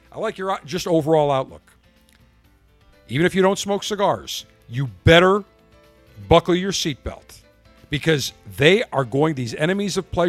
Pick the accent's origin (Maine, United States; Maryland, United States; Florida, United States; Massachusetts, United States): Maryland, United States; Baltimore; accent: Baltimore; I'm from Baltimore, Maryland.